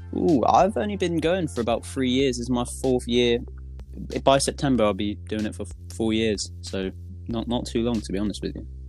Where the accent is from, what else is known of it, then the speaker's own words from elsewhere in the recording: Southampton, South East England, United Kingdom; I'm from Southampton